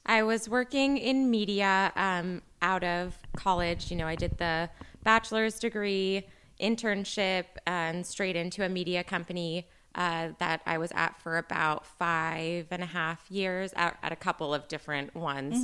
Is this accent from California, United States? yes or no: yes; Northern California, United States; I'm, I'm from Northern California